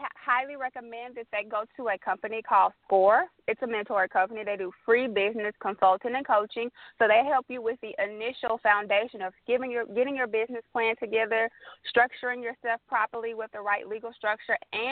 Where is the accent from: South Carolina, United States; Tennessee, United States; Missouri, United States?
Tennessee, United States; Memphis; moved away as an adult; now in Atlanta, United States; I'm originally from Memphis, Tennessee.